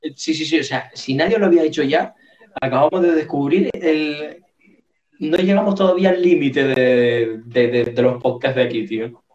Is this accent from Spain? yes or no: yes; Puntallana, Canary Islands, Spain; Yo soy de Punta Llana